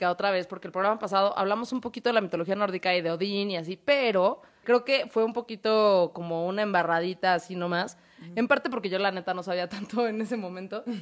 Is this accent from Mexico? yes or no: yes; Tabasco, Mexico; yo como soy de Tabasco